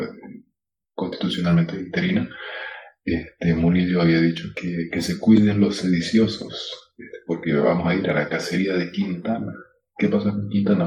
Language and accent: Spanish; Bolivia; also born or lived in Santa Cruz